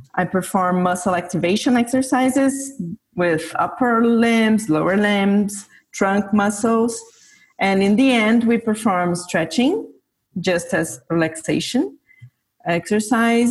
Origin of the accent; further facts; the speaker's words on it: São Paulo, Brazil; now in São Carlos, Brazil; I was born and grew up in Sao Paulo, which is Brazil's biggest city.